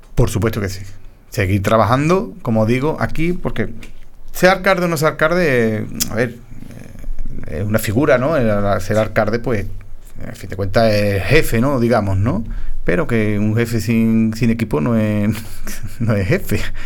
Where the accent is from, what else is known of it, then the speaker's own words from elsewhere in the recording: Paterna, Spain; alcalde de mi pueblo, como así lo fue mi padre